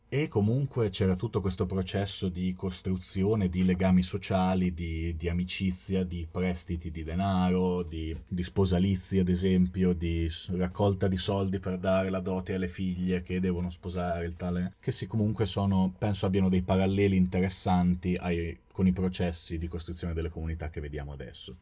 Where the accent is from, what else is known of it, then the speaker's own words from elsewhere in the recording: Fano, Marche, Italy; moved away; also born or lived in Turkey; provengo da Fano